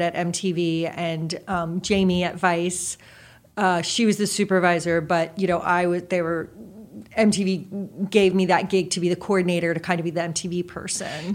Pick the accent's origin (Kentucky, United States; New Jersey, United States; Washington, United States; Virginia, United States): New Jersey, United States; moved away; also born or lived in Boston; grew up in Jersey